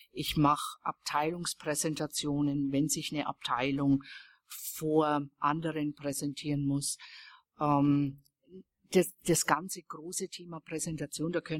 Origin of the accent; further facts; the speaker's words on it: Weißenburg, Bavaria, Germany; Denn das ist in Franken eine der schönsten Gegenden Deutschlands. Es ist halt meine Heimatgegend. Und äh, das ist das fränkische Seenland. Weißenburg heißt die Stadt.